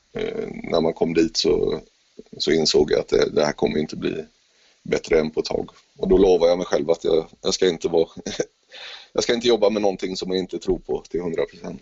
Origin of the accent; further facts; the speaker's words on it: Gothenburg, Västra Götaland, Sweden; jag är ju uppväxt i Göteborg